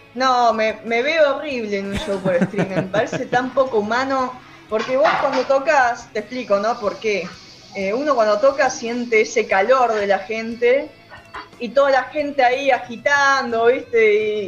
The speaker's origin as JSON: {"language": "Spanish", "town": "Zárate", "region": "Buenos Aires Province", "country": "Argentina", "said": "Yo soy de Zárate"}